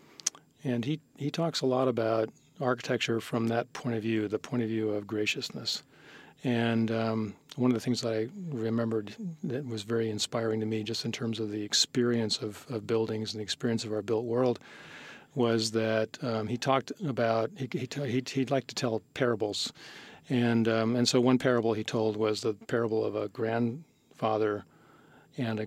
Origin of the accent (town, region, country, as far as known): San Mateo, California, United States; born or raised there